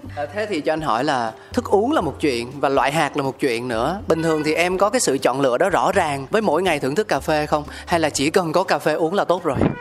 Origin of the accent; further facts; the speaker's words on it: Ho Chi Minh City, Vietnam; mình là một người con sinh ra lớn lên tại thành phố Hồ Chí Minh